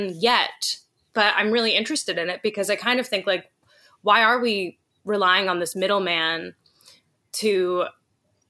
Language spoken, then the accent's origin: English; Los Angeles, California, United States; I grew up in Hollywood, like a few blocks away from Laurel Canyon